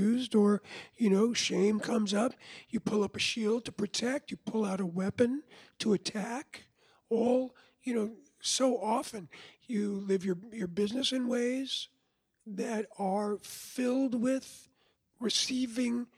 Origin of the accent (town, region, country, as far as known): Levittown, New York, United States; born or raised there; also born or lived in Lower East Side, Manhattan